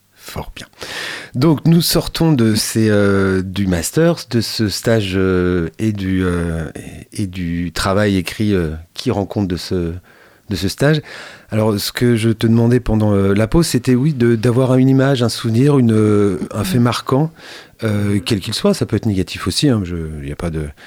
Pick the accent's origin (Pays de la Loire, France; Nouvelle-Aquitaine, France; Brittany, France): Pays de la Loire, France; Château-Gontier; ma ville natale, château rontier